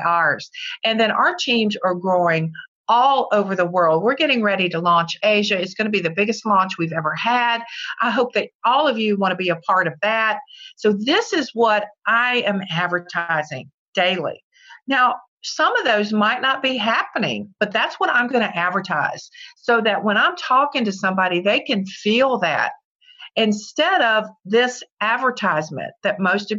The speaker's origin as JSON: {"language": "English", "region": "Virginia", "country": "United States", "said": "I'm from Virginia"}